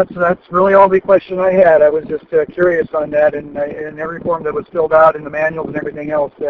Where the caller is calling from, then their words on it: California, United States; Hi, Ron. It's …. I'm in California.